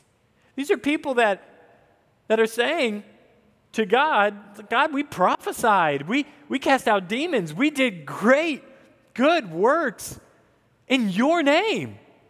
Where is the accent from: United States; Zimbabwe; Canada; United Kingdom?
United States; the South; Many of you might not know I grew up in the South.